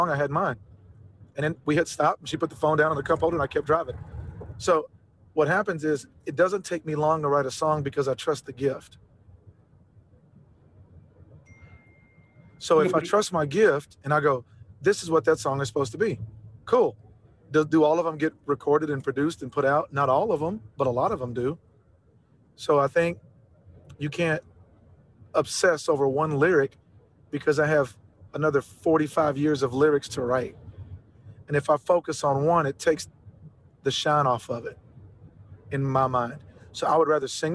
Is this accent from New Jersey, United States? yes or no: no; Central Texas, United States; growing up in Central Texas